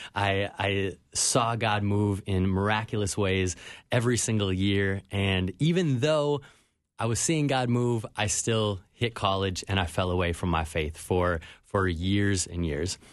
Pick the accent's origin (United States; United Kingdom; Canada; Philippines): United States; Minnetonka, Minnesota; now in Miami, United States; I grew up in Minnetonka.